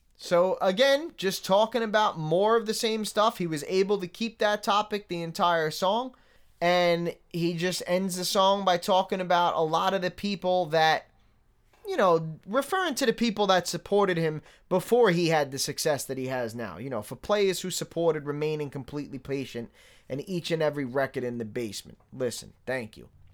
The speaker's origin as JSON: {"language": "English", "town": "New York City", "region": "New York", "country": "United States", "tie": "born or raised there", "moved": "yes", "said": "I grew up in New York City"}